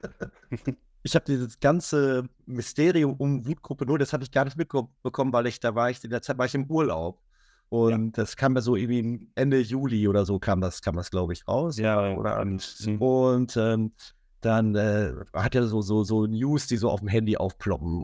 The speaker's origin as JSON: {"language": "German", "town": "Minden", "region": "North Rhine-Westphalia", "country": "Germany", "said": "ich komme aus Ostwestfalen"}